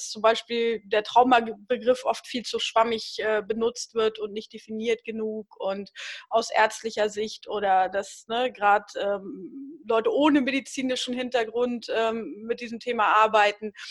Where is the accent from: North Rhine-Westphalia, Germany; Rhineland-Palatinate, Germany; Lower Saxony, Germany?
Lower Saxony, Germany; East Frisia area